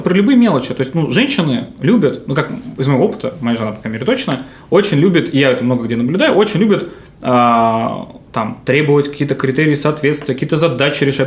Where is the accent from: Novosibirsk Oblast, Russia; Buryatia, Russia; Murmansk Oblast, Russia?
Novosibirsk Oblast, Russia; Novosibirsk; я из Новосибирска, э, закончил школу в Академгородке